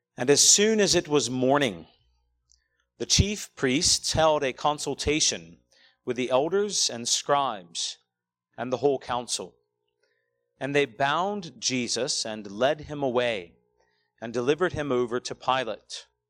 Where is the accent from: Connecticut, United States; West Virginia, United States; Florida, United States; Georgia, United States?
Georgia, United States; Douglasville; moved away as an adult; I grew up here in Douglasville, just down the road.